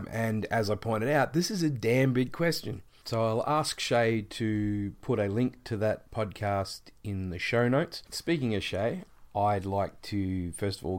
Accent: Geelong, Victoria, Australia; I'm from Geelong, Australia, which is the southeastern part of our continent.

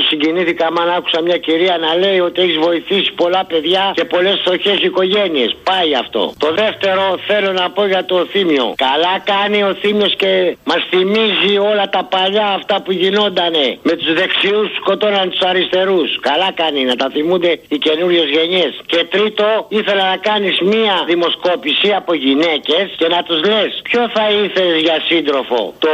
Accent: Corfu, Ionian Islands, Greece; Λοιπόν, είμαι από Κέρκυρα, είμαι χασάπη, είμαι στο Βασίλειο

